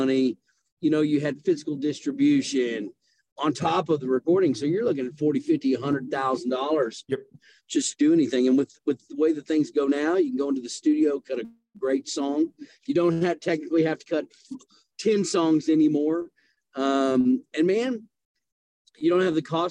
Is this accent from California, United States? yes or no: no; Irving, Texas, United States; also born or lived in Denver, Colorado; now in Fort Worth, United States; my family moved me to Irving, Texas